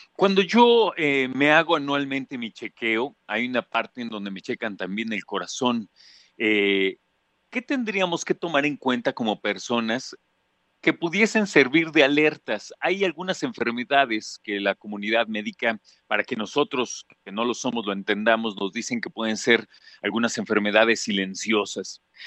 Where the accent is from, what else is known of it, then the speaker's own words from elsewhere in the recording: Mexico; un país como el nuestro